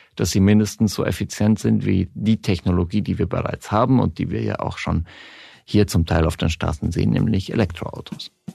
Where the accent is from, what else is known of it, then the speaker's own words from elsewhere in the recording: Switzerland; also born or lived in Berlin, Germany; now in Germany; Ich bin in der Schweiz aufgewachsen